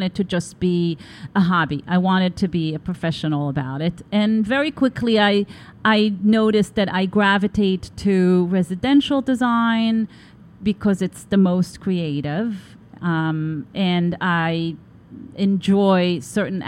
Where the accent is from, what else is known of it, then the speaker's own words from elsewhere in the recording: Tel Aviv, Tel Aviv District, Israel; growing up in Tel Aviv, you're surrounded by Bauhaus